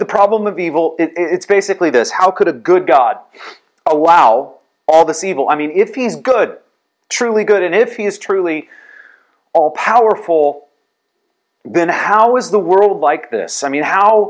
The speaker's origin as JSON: {"language": "English", "town": "San Antonio", "region": "Texas", "country": "United States", "tie": "born or raised there", "said": "growing up in San Antonio"}